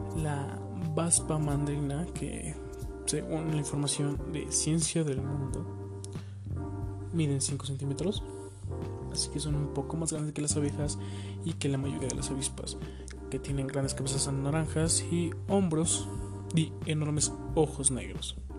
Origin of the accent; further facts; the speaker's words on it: Ixtapaluca, State of Mexico, Mexico; yo soy de aquí de México, güey. Del hermoso municipio de Ixtapaluca